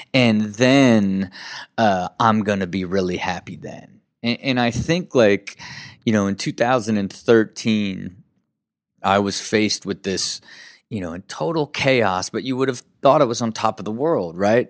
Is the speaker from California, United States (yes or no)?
no; Kettering, Ohio, United States; Uh, born and raised in Kettering, Ohio.